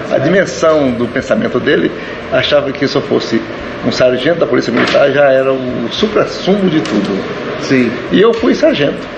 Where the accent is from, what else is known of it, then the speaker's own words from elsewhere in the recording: Brasília, Federal District, Brazil; also born or lived in Goiás / Goiânia; Não, eu sou, eu sou do estado de Goiás, Hoje, é onde eu nasci é Tocantins. Sim. Né, e fui criado em Brasília, Goiânia, e formei medicina em Goiânia